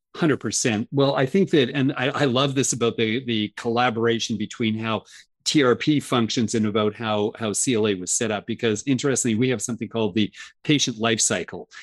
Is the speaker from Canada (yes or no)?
yes; Canada; I'm Canadian